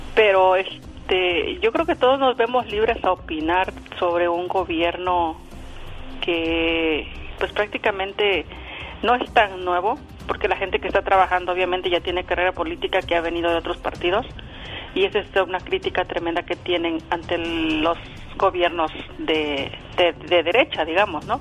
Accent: Izúcar de Matamoros, Puebla, Mexico; now in Clifton, United States; Llamo desde aquí, desde Clifton, New Jersey. Yo soy de Izúcar de Matamoros, Puebla

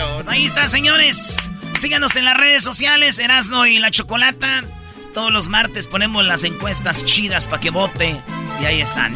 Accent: Tepatitlán, Jalisco, Mexico; yo soy de Tepatitlán.

